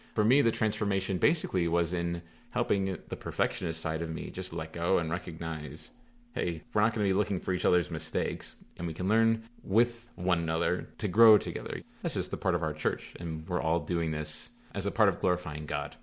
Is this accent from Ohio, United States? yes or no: no; Platteville, Wisconsin, United States; moved away as an adult; my hometown, Platteville, Wisconsin.